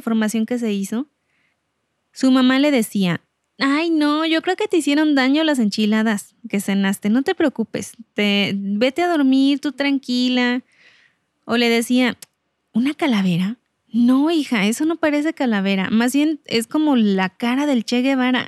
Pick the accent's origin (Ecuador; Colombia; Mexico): Mexico; así somos los mexicanos